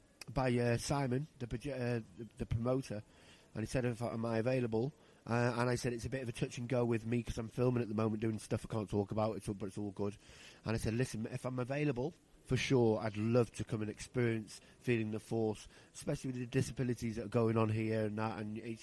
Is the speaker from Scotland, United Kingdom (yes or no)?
no; Rhyl, Wales, United Kingdom; Well, I'm from Rhyl. So if you're from Rhyl, you'll know me from Rhyl.